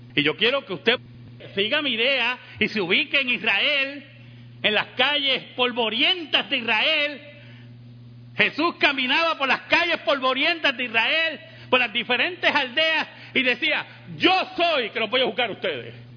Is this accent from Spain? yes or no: no; Puerto Rico